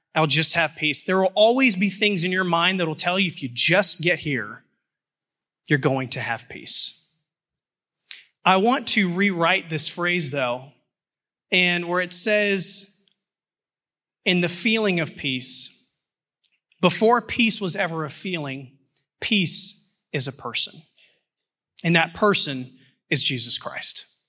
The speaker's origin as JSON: {"language": "English", "town": "Houston", "region": "Texas", "country": "United States", "moved": "yes", "said": "I'm from Houston"}